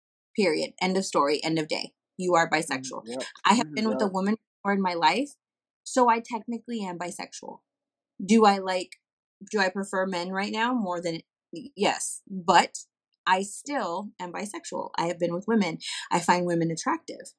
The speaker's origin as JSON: {"language": "English", "town": "Corpus Christi", "region": "Texas", "country": "United States", "tie": "born or raised there", "said": "My family used to own a Mexican restaurant here in Corpus, down in the Gaslight Square, called Josie's Mexican Restaurant"}